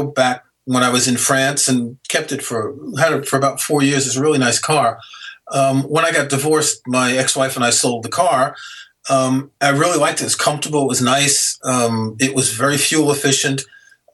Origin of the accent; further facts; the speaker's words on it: New York City, New York, United States; I grew up in New York City.